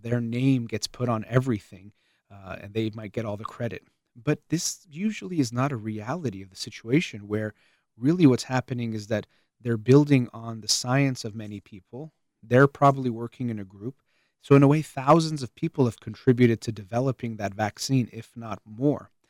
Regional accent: United States; as an American

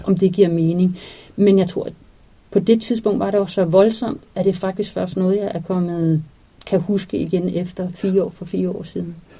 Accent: Denmark; vi her hjemme i Danmark

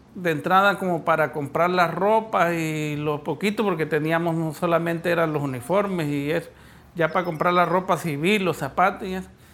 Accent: Pueblo Bello, Cesar, Colombia; Yo nací en Pueblo Bello, César

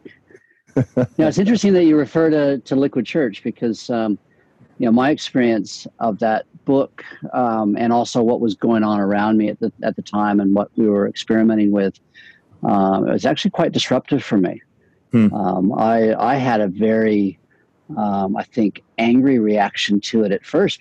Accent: Spokane, Washington, United States; moved away; I grew up in the Spokane Berean Church

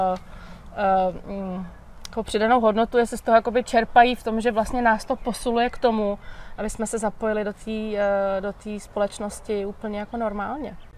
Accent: Czechia; u nás v Čechách

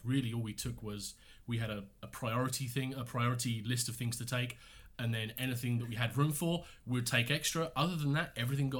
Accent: England, United Kingdom; moved away as an adult; Yeah, we moved here 5 years ago from England, and we live just outside of Windsor.

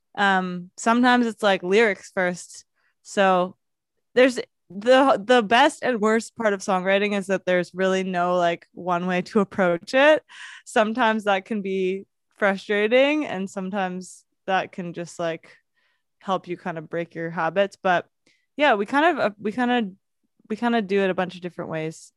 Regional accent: London, United Kingdom; moved away; I grew up in London

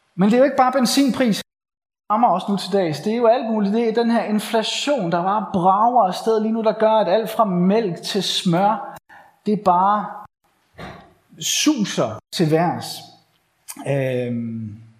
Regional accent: Bornholm, Capital Region of Denmark, Denmark; moved away; jeg er forhenværende bornholmer

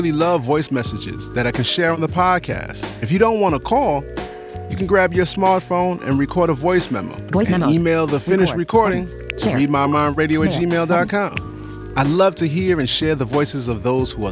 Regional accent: New York City, New York, United States; I'm from the Bronx

